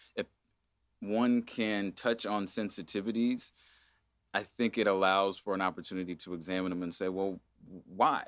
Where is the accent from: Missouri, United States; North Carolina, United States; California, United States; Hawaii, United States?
California, United States; Agoura Hills; I grew up in Agoura Hills in a spiritual community called an ashram